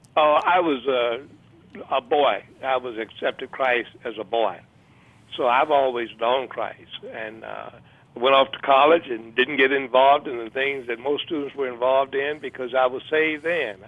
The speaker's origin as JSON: {"language": "English", "town": "Memphis", "region": "Tennessee", "country": "United States", "tie": "born or raised there", "also_born_or_lived": "Los Angeles", "moved": "yes", "said": "I was born in Memphis, reared there"}